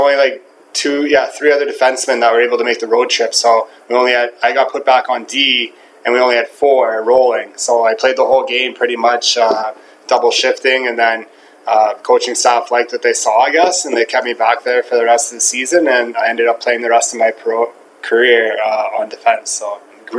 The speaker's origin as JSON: {"language": "English", "town": "Ottawa", "region": "Ontario", "country": "Canada", "tie": "born or raised there", "also_born_or_lived": "Charlottetown, Prince Edward Island", "said": "Moved to Ottawa when I was two. Played all my minor hockey for the Gloucester"}